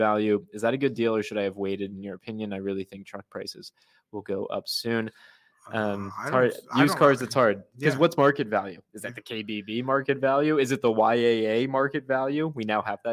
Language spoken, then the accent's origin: English; Arizona, United States; this was the zip code that I grew up in Arizona